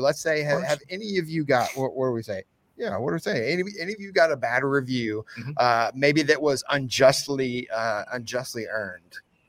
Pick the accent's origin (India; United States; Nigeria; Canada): United States; Enterprise, Alabama; born or raised there